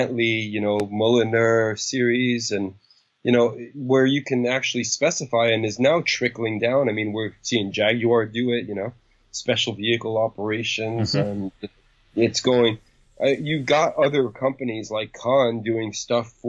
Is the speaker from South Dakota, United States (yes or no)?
no; New York City, New York, United States; when I was a kid growing up in New York City